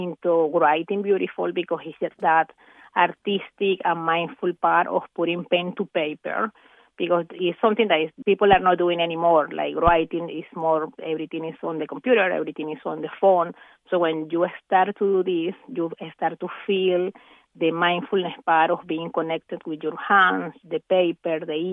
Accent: Venezuela; moved away; back in Venezuela, my home country

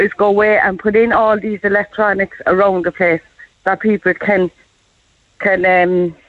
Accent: Cork, Munster, Ireland; I'm from Cork.

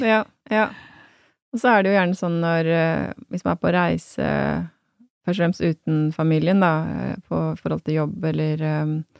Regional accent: Hamar, Innlandet, Norway; moved away as an adult; also born or lived in Berlin; Jeg kommer jo fra Hamar, så det var jo der, min, der bor familien min

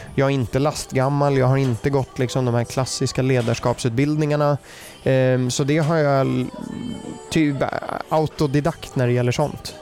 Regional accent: Germany; accent: German; first language German; Swedish is a second language; also born or lived in United States; now in Sweden; min bakgrund är jag är född i USA. Mm. Eh, min pappa bodde där, träffade mamma där. Sen är min mamma tysk så då flyttade jag till Tyskland. Eh, uppvuxen där och det är mitt modersmål också

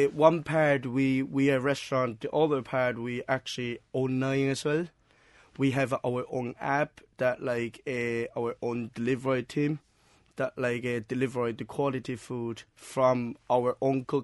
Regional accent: Shanghai, China; English is a second language; moved away as an adult; now in Cork, Ireland; Myself is from China. At what part? Uh, I'm uh, from the Shanghai.

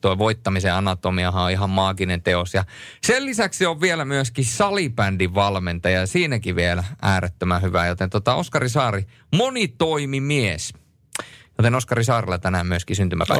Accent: Turku, Southwest Finland, Finland; kahdeskymmenesensimmäinen viidettä tuhatyhdeksänsataakahdeksankymmentäyhdeksän olen syntynyt Turussa

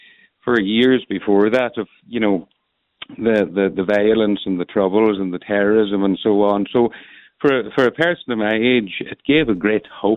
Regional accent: Donegal, Ulster, Ireland; I'm from Donegal too

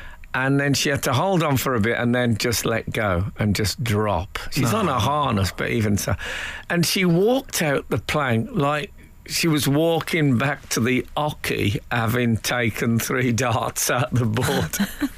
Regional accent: Leeds, Yorkshire and the Humber, United Kingdom; I'm from Leeds, so I've never seen mango before.

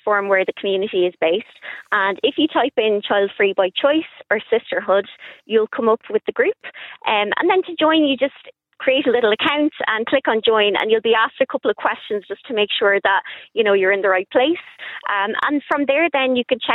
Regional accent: Ireland; growing up in Ireland

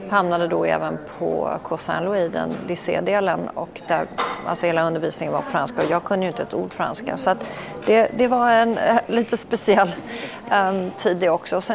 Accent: Stockholm, Stockholm County, Sweden; also born or lived in Norway / Copenhagen, Denmark; Ja, jag föddes ju i Norge, men det

